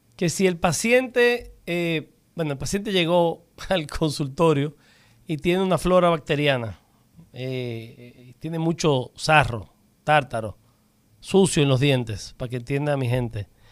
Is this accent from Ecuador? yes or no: no; Dominican Republic; yo me siento muy orgulloso como dominicano